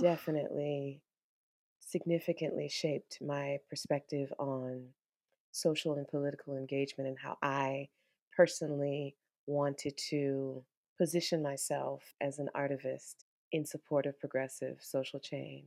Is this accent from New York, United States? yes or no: no; Washington, District of Columbia, United States; I'm a D C native